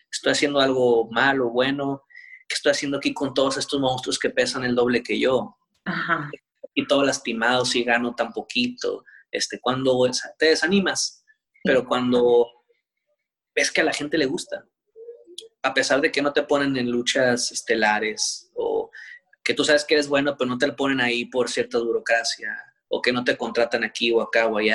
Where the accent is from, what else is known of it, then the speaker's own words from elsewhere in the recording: Mexico; como si fuera Japón, Estados Unidos, pero pues todos somos mexicanos.